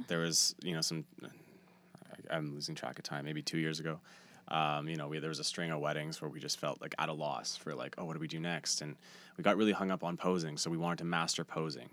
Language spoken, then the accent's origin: English; Steinbach, Manitoba, Canada; moved away as an adult; now in Winnipeg, Canada; I was just moving to Winnipeg. I'm from Steinbach.